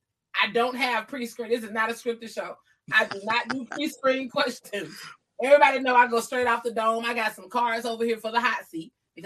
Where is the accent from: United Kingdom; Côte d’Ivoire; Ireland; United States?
United States; Georgia; now in California, United States; I moved to Cali from Georgia. You know what I'm saying? I get attached.